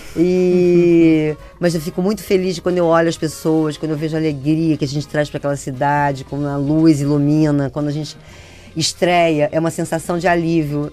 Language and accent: Portuguese; Brazil; eu sou brasileiro, gosto muito da música brasileira